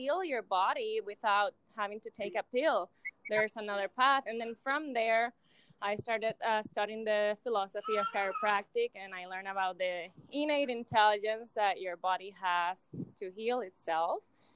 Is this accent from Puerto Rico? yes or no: yes; Isabela, Puerto Rico; first language Spanish; English is a second language; moved away as an adult; also born or lived in Florida; now in Austin, United States; I'm from Puerto Rico, from Isabela, and I left Puerto Rico when I was 22